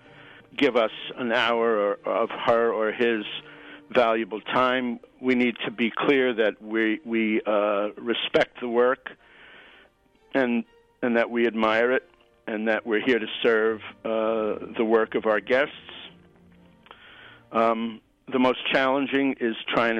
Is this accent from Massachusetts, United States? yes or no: no; New York City, New York, United States; now in Occidental, United States; I'm a New Yorker. I grew up in the streets and the buses and the subways of Manhattan